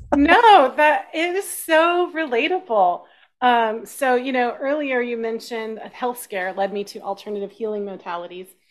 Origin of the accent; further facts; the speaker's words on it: Austin, Texas, United States; I grew up in Texas